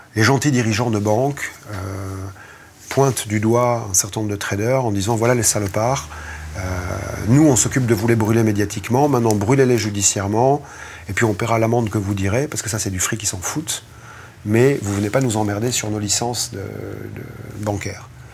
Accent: France; on est des Français

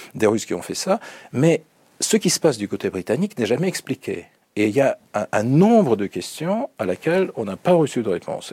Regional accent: Russia; French is a second language; chez nous en Russie

